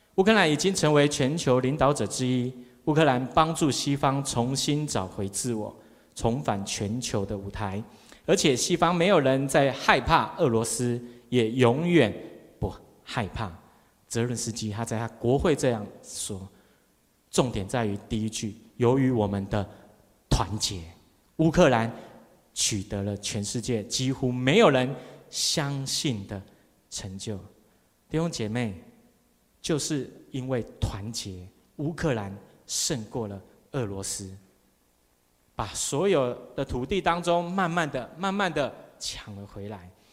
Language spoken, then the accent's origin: Chinese; Taiwan; 我们台湾人没有办法为着台湾牺牲